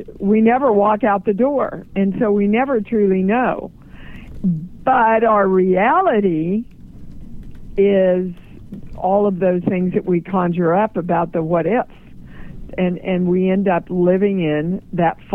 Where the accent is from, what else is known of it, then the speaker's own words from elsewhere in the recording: Midwest, United States; I'm from the Midwest